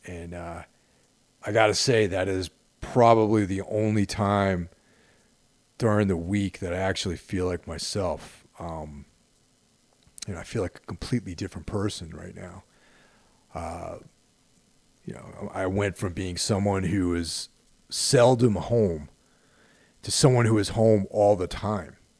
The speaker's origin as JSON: {"language": "English", "town": "Carmel", "region": "New York", "country": "United States", "tie": "born or raised there", "said": "Growing up in Carmel, New York, and going to trash American style over in Danbury"}